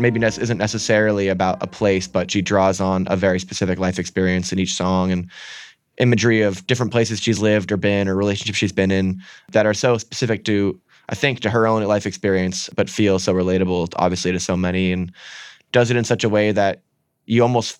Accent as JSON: {"language": "English", "town": "Strafford", "region": "Vermont", "country": "United States", "tie": "born or raised there", "also_born_or_lived": "New Hampshire", "said": "If I want to go hang out with my friends, I'm driving from Stratford to Aetna, New Hampshire. That's 45 minutes."}